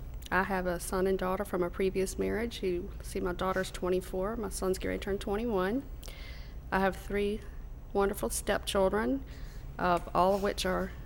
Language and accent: English; Ashland, Virginia, United States; In Ashland, right next door to Camp Town Racetrack.